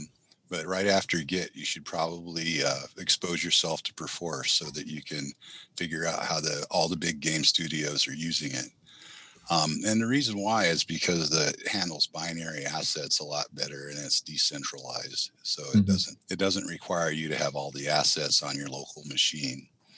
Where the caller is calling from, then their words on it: Oakland, California, United States; In my home due to COVID in Oakland, California.